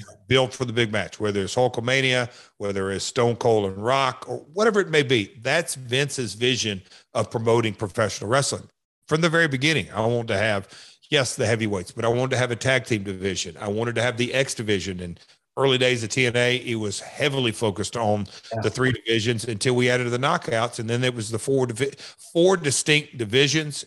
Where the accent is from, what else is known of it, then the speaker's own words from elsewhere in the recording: Nashville, Tennessee, United States; I am from Nashville